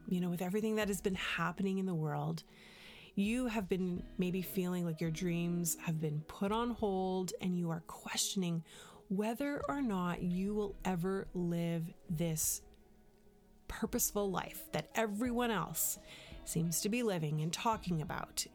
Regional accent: Canada; moved away; also born or lived in United States; Now, I'm Canadian

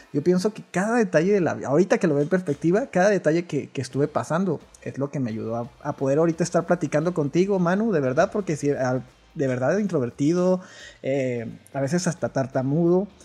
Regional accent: Delicias, Chihuahua, Mexico; soy de Las Puentes, mío, que es una ranchería muy, muy pequeña, pero tenemos cerquitas, lo más cerquitas es Delicias, Chihuahua

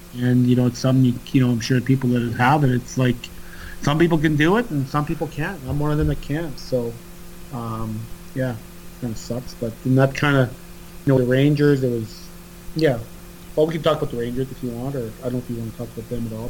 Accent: Canada

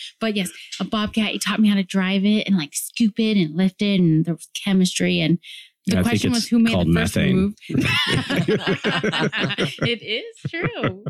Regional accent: Denver, Colorado, United States; I am 33 years old. I'm from Denver, Colorado.

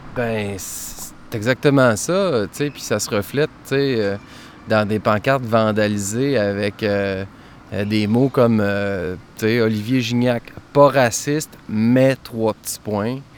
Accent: Saguenay, Quebec, Canada; j'ai grandi au Saguenay

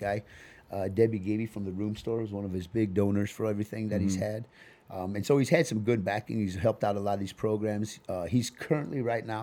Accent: Tempe, Arizona, United States; also born or lived in Fort Collins, Colorado; I grew up in Tempe, and then I went and hung out on the South Side

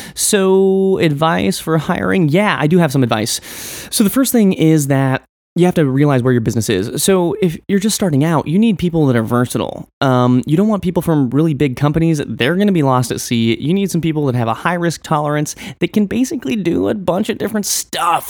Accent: Western Nebraska, United States; Growing up in Western Nebraska, I was very much an outsider, rebellious type of dude.

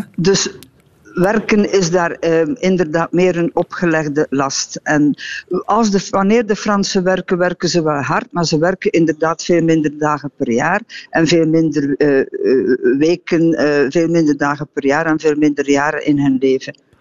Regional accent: Belgium

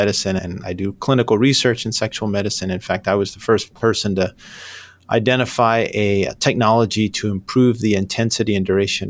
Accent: New York, United States; I grew up in New York, but I've lived all over the place.

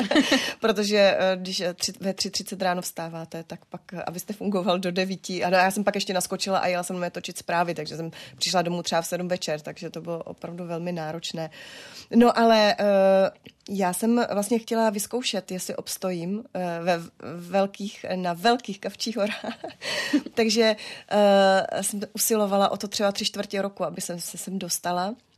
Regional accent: Moravian Wallachia, Czechia; jsme z Valašská, my jsme obrovská rodina

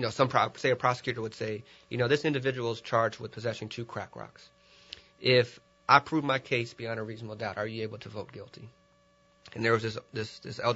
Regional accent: Milwaukee, Wisconsin, United States; I am from Milwaukee, Wisconsin

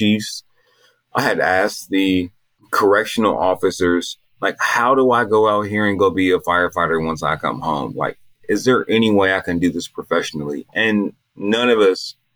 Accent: Altadena, California, United States; I'm from Los Angeles. I'm from Altadena, California

